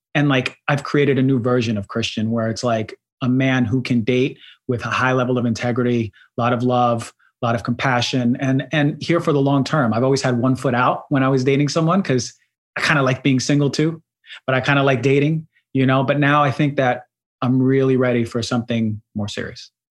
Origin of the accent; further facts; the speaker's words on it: New Jersey, United States; accent: New York; also born or lived in Queens, New York; I was born in Queens, and mm-hmm. I grew up there until like seven or eight, and then I moved to New Jersey. So I was raised in New Jersey more so